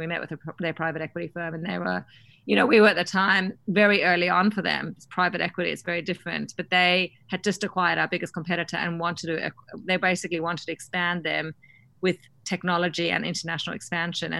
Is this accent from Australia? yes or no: yes; Australia; accent: Aussie; moved away; being an Aussie founder